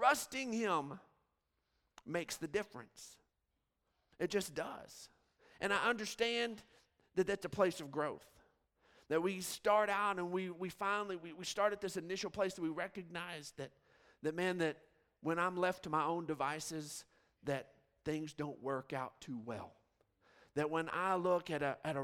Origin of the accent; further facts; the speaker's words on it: Odessa, Texas, United States; Growing up in West Texas, I mean, you just see forever. I mean, Odessa is just flat, flat, flat